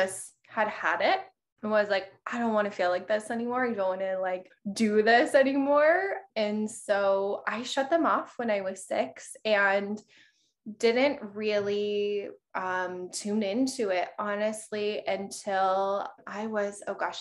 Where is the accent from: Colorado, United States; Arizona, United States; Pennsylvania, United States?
Colorado, United States; moved away as an adult; now in Miami, United States; I actually grew up in Colorado.